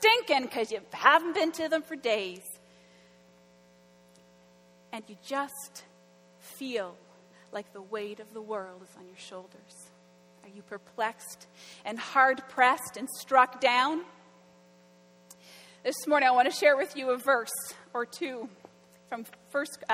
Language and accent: English; Florenceville, New Brunswick, Canada; I grew up in Florenceville. It's about an hour and a half north of Fredericton